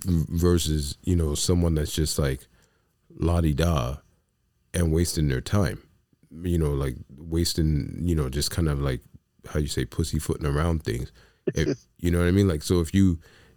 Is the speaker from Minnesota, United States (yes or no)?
no; New York City, New York, United States; I come from the South Bronx.